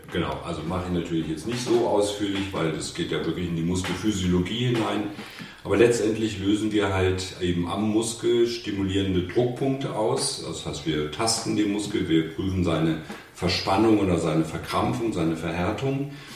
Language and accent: German; Hanover, Lower Saxony, Germany; Ich komme aus Hannover